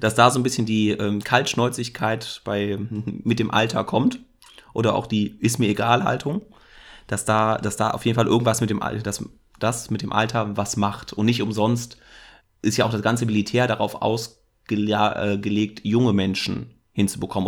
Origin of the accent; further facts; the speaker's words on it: Germany; bin ich ja auch Deutscher